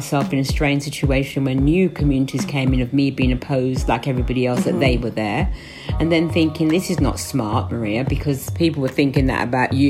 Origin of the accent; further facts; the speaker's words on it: London, United Kingdom; Being born and growing up in London